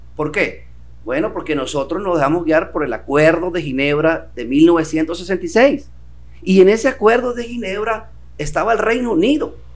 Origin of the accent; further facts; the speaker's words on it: Venezuela; esto nos ha permitido unirnos como venezolanos